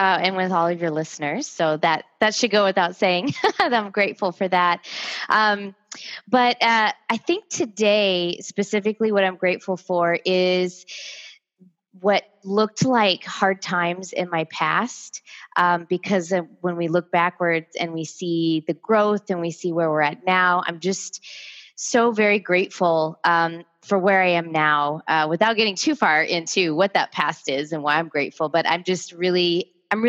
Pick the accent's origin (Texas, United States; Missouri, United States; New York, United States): Texas, United States; San Antonio; moved away as an adult; also born or lived in Houston / Puerto Vallarta / Colorado; I grew up here in San Antonio